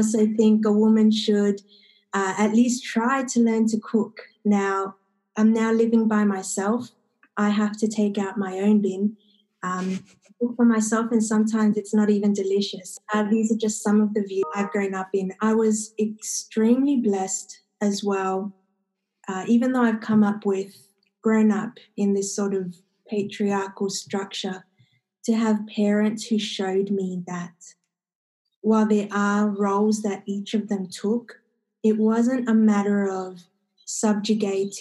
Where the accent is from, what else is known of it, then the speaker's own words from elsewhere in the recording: Sydney, New South Wales, Australia; I come from Western Sydney originally. I am the child of two immigrant parents from South America